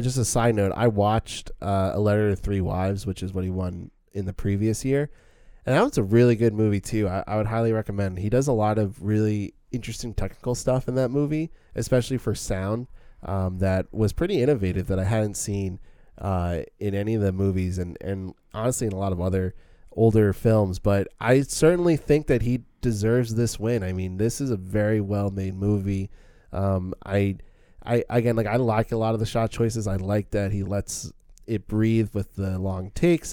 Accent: Suffern, New York, United States; the Suffering Country Playhouse, which is in my hometown

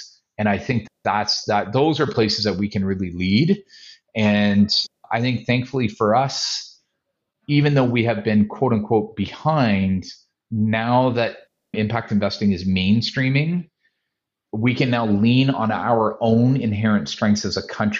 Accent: Canada

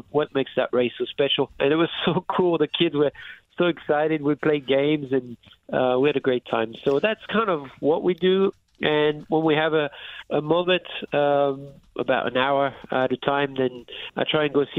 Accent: France; moved away; I was raised in France

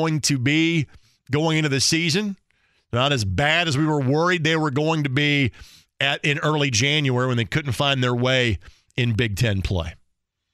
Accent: Lanesville, Indiana, United States; now in Indianapolis, United States; my hometown is pretty much vacant because they're all on their way here because the Lanesville Eagles are playing for a 1A state championship

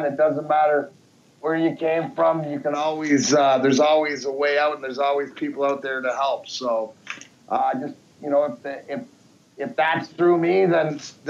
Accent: Leamington, Ontario, Canada; moved away as an adult; also born or lived in Peterborough, Ontario / Belleville, Ontario; now in Michigan, United States; growing up in Leamington, then Peterborough, then Belleville.

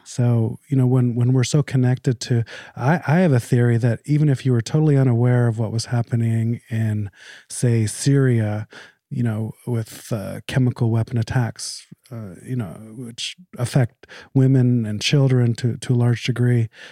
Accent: Canada; moved away as an adult; I was born in Canada. Um, I moved here about fifteen years ago, but I'm very Canadian

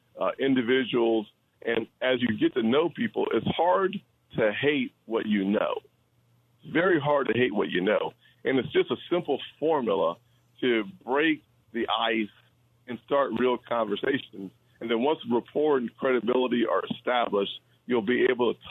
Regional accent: the South, United States; I'm from the South

